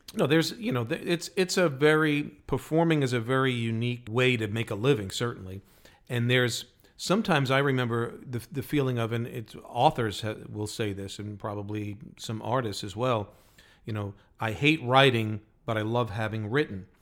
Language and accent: English; New York, United States; Got to do it in New York, in our hometowns